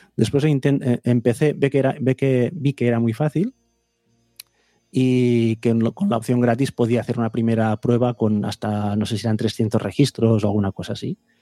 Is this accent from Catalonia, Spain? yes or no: yes; Vic, Catalonia, Spain; yo soy de Big